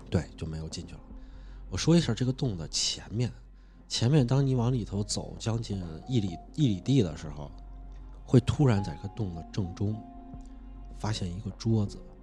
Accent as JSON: {"language": "Chinese", "region": "Hunan", "country": "China", "said": "在我们湖南那边的话，蛇这种东西的话，其实在那边的话，就是因为潮湿，蛇是很多的"}